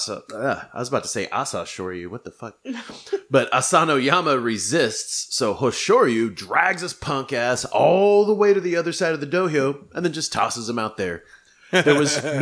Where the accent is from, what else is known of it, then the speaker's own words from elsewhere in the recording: Oklahoma, United States; I'm from Oklahoma